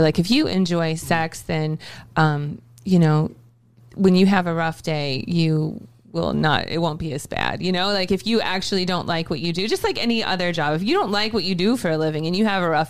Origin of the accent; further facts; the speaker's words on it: Ohio, United States; I'm originally from Ohio.